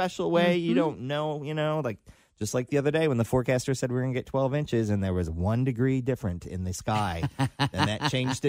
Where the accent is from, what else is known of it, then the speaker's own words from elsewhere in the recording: Detroit, Michigan, United States; I grew up in Detroit.